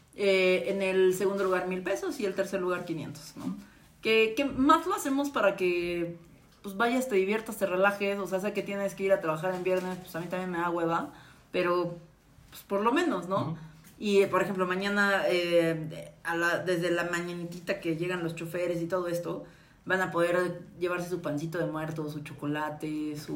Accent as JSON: {"language": "Spanish", "country": "Mexico", "said": "somos vecinos de Estados Unidos"}